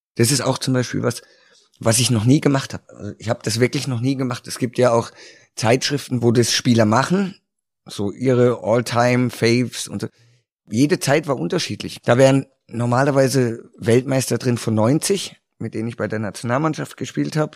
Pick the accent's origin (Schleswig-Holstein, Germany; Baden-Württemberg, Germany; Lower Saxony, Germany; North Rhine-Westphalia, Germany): Baden-Württemberg, Germany; Karlsruhe; moved away as an adult; in Karlsruhe gespielt, in meiner Heimatstadt